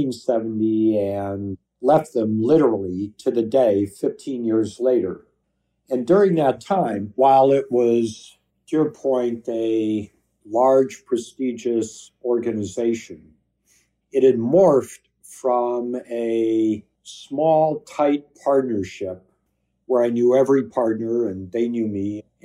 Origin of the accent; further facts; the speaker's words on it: California, United States; I was 21 from California. I had a pair of jeans on, some sneakers and a t-shirt.